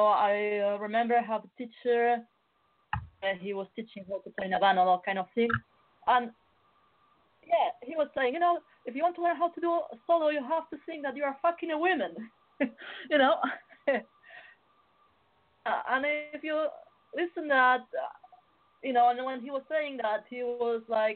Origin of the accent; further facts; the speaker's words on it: Barcelona, Catalonia, Spain; moved away; I come from Spain